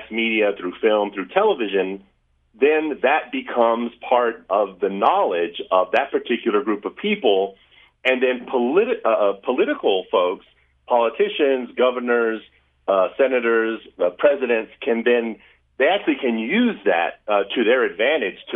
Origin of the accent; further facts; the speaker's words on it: Lubbock, Texas, United States; now in Utah, United States; I was born in Lubbock, Texas. So I'm from West Texas